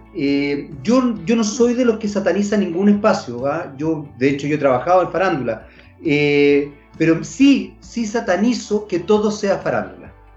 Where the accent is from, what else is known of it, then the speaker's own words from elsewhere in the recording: Chile; nuestro país